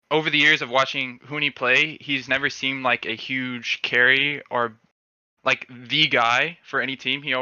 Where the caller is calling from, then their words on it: Miami, Florida, United States; Uh, Miami, Florida.